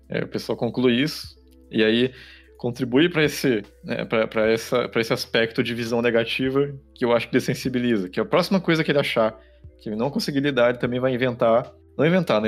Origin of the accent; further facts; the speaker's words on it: Caçapava, São Paulo, Brazil; moved away; a minha cidade natal, a cidade de Caçapava